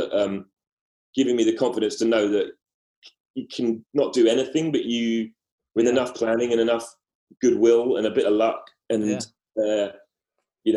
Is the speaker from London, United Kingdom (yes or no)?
yes; London, United Kingdom; accent: Cockney; I don't know if my accent's Cockney, but it's certainly not Scottish